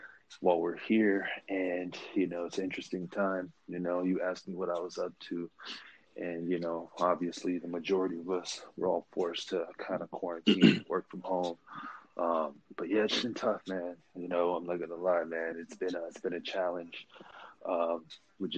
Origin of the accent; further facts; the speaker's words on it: Oxnard, California, United States; also born or lived in Oakland, California / San Francisco, California; I hail from the Bay Area, born in Oakland. California native, obviously. I made my way down to SoCal when I was about 9, 10 years old. And, you know, just kind of went through the school system, middle school, high school, down on the coast, a small town called Oxnard